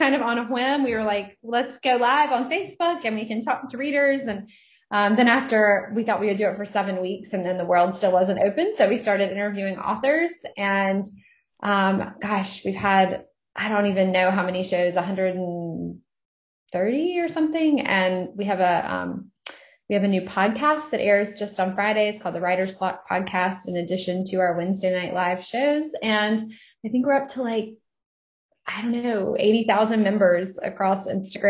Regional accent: North Carolina, United States; here to North Carolina, and we're going to do a couple of events together in my hometown

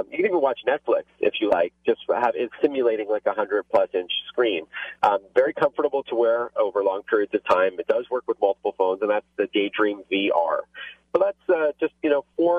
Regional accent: Canada; accent: Canadian; my Canadian accent

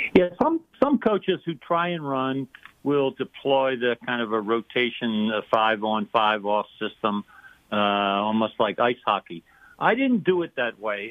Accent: Philadelphia, Pennsylvania, United States; moved away; I grew up in Philadelphia

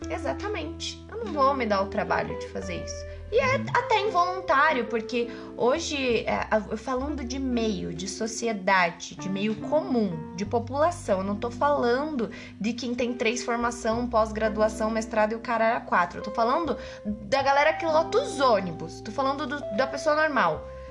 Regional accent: Curitiba, Paraná, Brazil; moved away; É da minha terra, é, né? Não sou daqui, mas é minha terra. Nossa Senhora da Luz dos Pinhais, Curitiba.

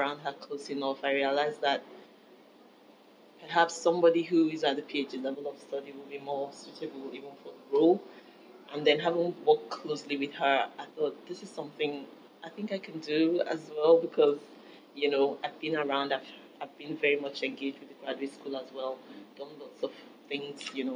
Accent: Nigeria; moved away as an adult; now in Belfast, United Kingdom; I'm from Nigeria.

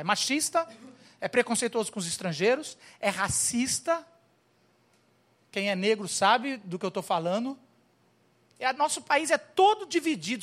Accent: Brazil; sou brasileiro com muito orgulho, com muito amor

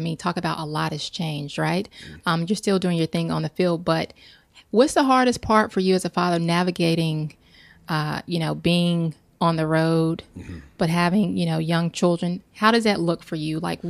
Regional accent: Charlotte, North Carolina, United States; That says a lot. I'm from Charlotte.

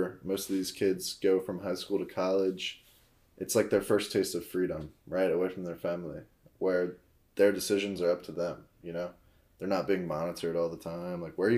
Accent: Mandeville, Louisiana, United States; I'm from Mandeville, Louisiana, which is where we're at right now

